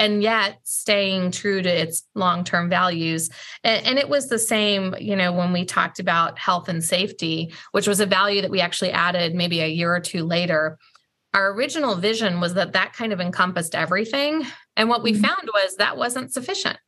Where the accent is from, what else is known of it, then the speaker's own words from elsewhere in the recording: the Ozarks, United States; also born or lived in St. Louis, Missouri; now in Atlanta, United States; where I grew up in the Ozarks